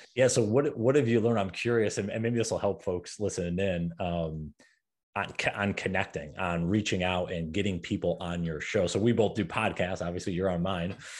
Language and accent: English; New York, United States; moved away; I'm from New York originally